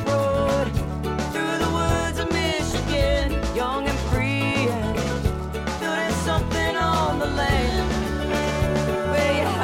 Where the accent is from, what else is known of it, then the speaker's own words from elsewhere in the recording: the South, United States; growing up in the South